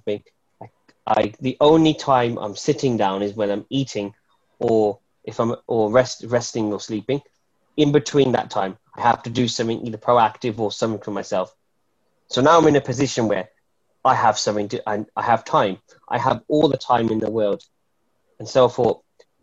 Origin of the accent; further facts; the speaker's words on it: Wolverhampton, West Midlands, United Kingdom; I'm a poet from Wolverhampton